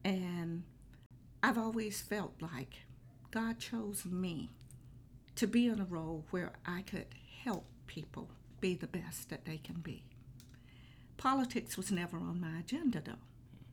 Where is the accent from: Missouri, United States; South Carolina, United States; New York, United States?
South Carolina, United States; Aiken; also born or lived in New Ellenton, South Carolina; I was born right here in Aiken County at the old Aiken Hospital